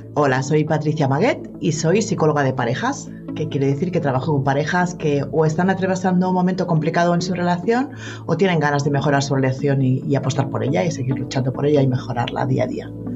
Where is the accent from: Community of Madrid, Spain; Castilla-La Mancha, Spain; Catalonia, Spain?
Catalonia, Spain; Barcelona; yo nací en Barcelona y me he criado en Barcelona